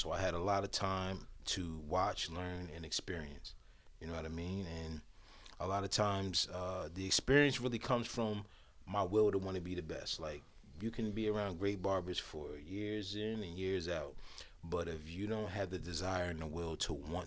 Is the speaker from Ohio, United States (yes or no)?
no; Long Branch, New Jersey, United States; born or raised there